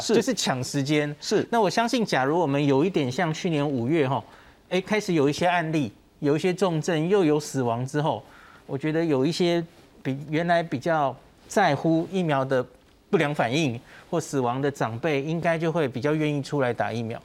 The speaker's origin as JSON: {"language": "Chinese", "country": "Taiwan", "said": "我们台湾人"}